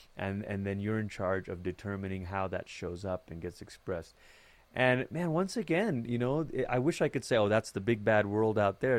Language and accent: English; Malaysia; moved away as an adult; now in United States; I grew up in Malaysia.